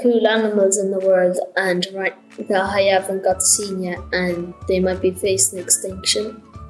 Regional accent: Cavan, Ulster, Ireland; I'm at 12 and I'm from Cavan.

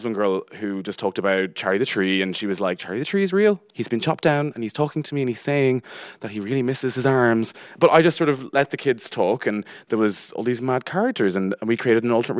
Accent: Connacht, Ireland; And I was like, "I'm from Roscommon."

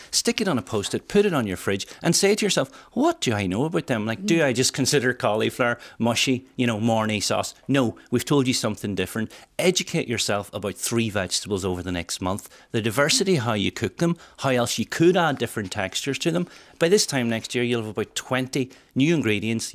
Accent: Welsh, Wales, United Kingdom; being Welsh

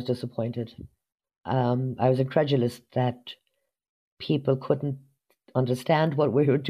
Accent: United States; now in Ireland; I suppose because I was brought up in America, I find that different. I'm a bit more outspoken.

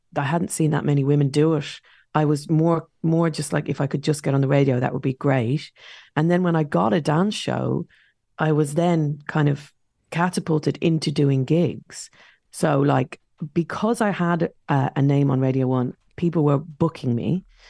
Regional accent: Dublin, Leinster, Ireland; now in London, United Kingdom; in our estate where I grew up in South Dublin

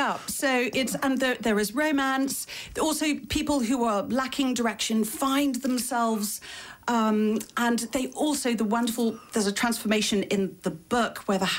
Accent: County Monaghan, Ireland; I am from County Monaghan.

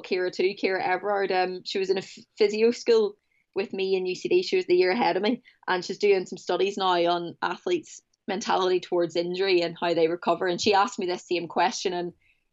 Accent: Portaferry, Northern Ireland, United Kingdom; now in Manchester, United Kingdom; I grew up playing camogie in Portaferry

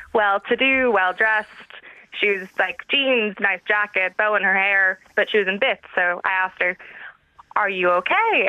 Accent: Dublin, Leinster, Ireland; I'm Dublin born and raised, but my mum and her side of the family are from Nashville, Tennessee, which is why I have a bit of an accent

